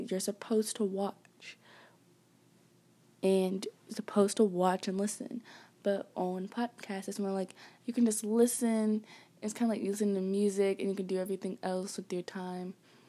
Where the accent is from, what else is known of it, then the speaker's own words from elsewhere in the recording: Atlanta, Georgia, United States; born there; I was born in Georgia, Atlanta, Georgia.